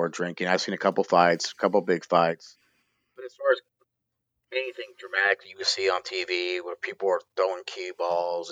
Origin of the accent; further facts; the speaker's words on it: Troy, Ohio, United States; I am from Troy, Ohio. I still live in Troy